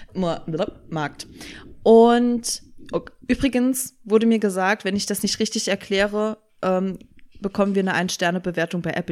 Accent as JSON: {"language": "German", "region": "Saarland", "country": "Germany", "said": "Ich bin ja Saarländerin."}